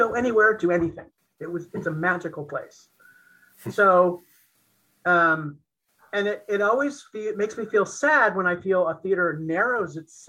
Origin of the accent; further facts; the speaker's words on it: United States; growing up in Eisenhower, America, as a little gay boy